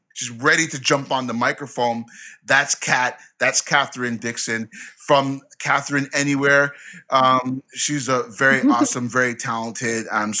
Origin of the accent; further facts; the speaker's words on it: Canada; I mean, it's January, and January, in my many years and experience as a Canadian, is one of the coldest months of the year